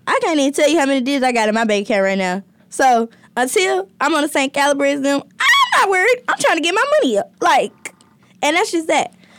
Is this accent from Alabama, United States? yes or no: yes; Alabama, United States; I'm from Alabama